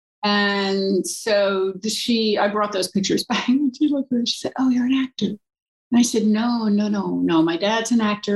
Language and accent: English; Hudson River, New York, United States; I was raised on the Hudson River in an artist community